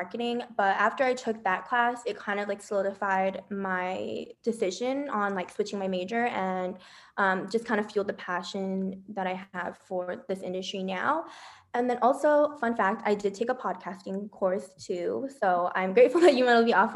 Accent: Las Vegas, Nevada, United States; also born or lived in Bay Area, California; So I am originally from the Bay Area, but I moved to Las Vegas when I was like in fourth grade. So I definitely would call this place home now.

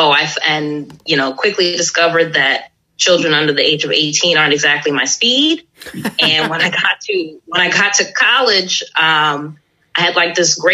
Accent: Baltimore, Maryland, United States; moved away as an adult; now in New York City, United States; I am from Baltimore, Maryland

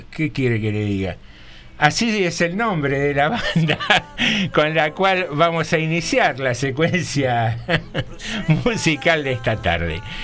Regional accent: General Rodríguez, Buenos Aires Province, Argentina; somos los argentinos, los bonaerenses o los rodriguenses

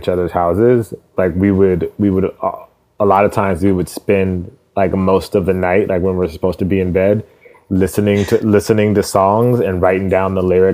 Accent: California, United States; born and raised in Cali. Okay. Like 100% Cali, like never lived anywhere else really

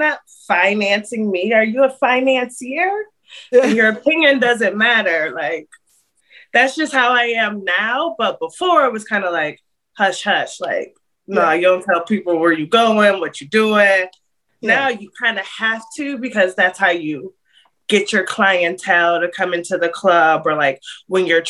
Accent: Akron, Ohio, United States; moved away as an adult; now in Nashville, United States; I'm born and raised in Akron, Ohio. I currently live in Nashville, Tennessee

